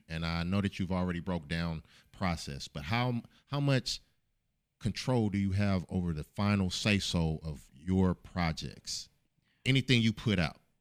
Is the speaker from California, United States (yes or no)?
yes; Oakland, California, United States; I'm from Oakland.